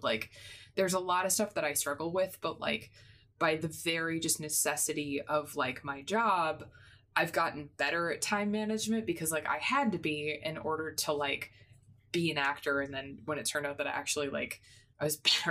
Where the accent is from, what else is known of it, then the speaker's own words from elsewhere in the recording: Midwest, United States; I grew up in the Midwest where, like, you always had to drive 20 minutes for everything